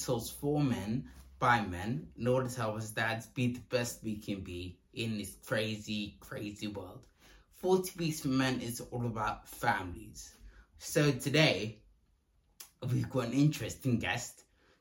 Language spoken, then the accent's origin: English; London, United Kingdom; I was born in London, sure. I think, yeah. And I grew up in London